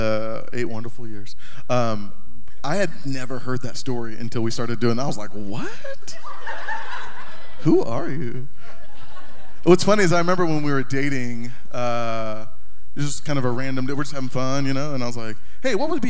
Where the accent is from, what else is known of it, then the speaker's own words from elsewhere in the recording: North Carolina, United States; also born or lived in Corpus Christi, Texas; I was born in Corpus Christi, Texas, and almost immediately we moved from Corpus Christi, Texas to North Carolina, and grew up there